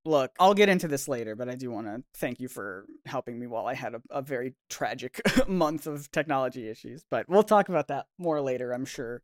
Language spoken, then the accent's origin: English; United States; I'm American